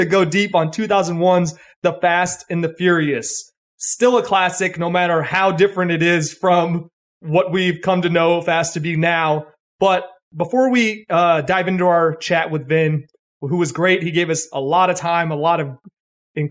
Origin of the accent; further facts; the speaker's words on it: Tucson, Arizona, United States; also born or lived in New York; now in Los Angeles, United States; I'm from Tucson, Arizona. I used to live in Tucson, Arizona.